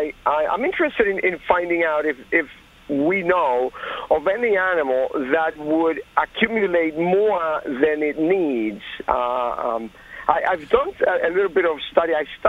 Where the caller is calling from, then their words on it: Somerset, New Jersey, United States; Well, I'm from Somerset, but this is …, not Elliot.